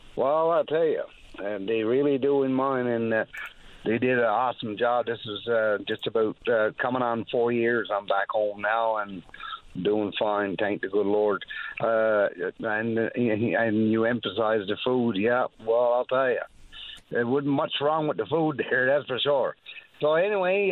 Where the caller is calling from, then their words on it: Great Northern Peninsula, Newfoundland and Labrador, Canada; I'm calling from the Great Northern Peninsula, where it's pretty windy overnight